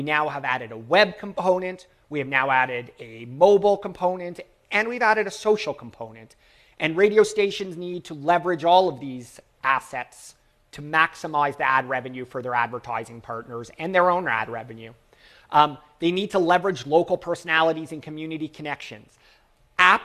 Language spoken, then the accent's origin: English; Toronto, Ontario, Canada; I'm from Toronto, Canada